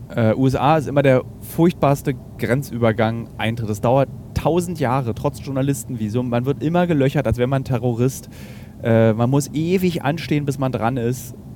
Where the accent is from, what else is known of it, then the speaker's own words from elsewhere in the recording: Germany; Ich bin Deutscher, beziehungsweise ich bin Europäer. Äh, und äh, dann eben aus Deutschland